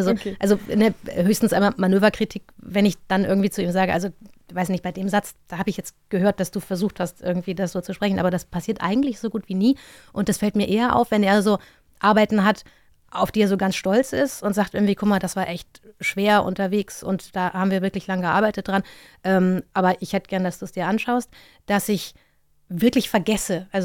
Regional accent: Mainz, Rhineland-Palatinate, Germany; ich bin ja in Mainz aufgewachsen.

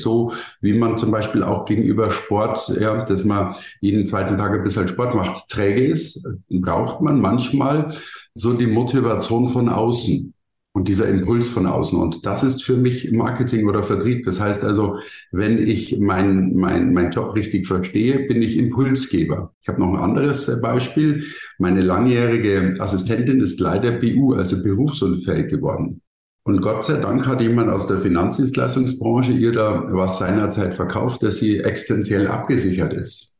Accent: Bavaria, Germany; ich komme aus Bayern

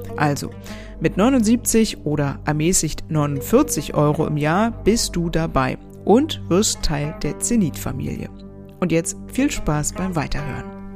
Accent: Germany; als Deutsche

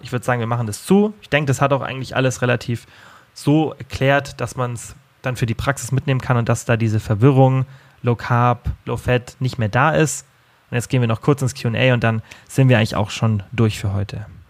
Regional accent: Germany; bei uns in Deutschland

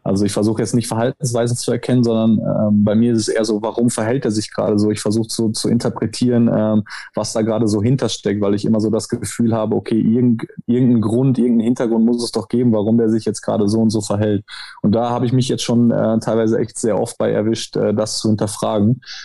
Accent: Germany; now in Italy; ich bin Deutscher

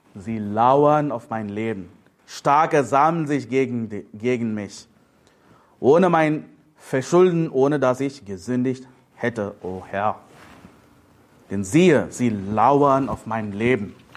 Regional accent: India; now in Germany; Ich bin ein Inder, ich lebe in Deutschland

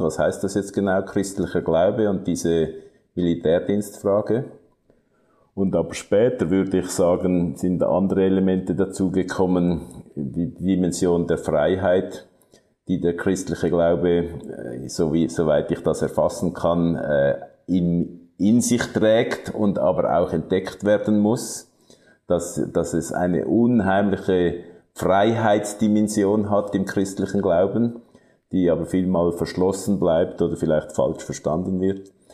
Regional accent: Zurich, Switzerland; ich bin im Kanton Zürich aufgewachsen

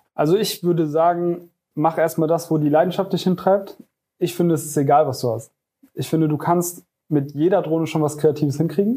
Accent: Koblenz, Rhineland-Palatinate, Germany; ich komme aus Koblenz und ich führe die Firma Janko Media

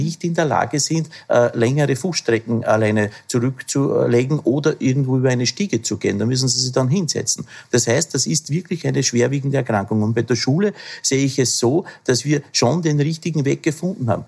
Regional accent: Upper Austria, Austria; aus meinem Heimatbundesland Oberösterreich

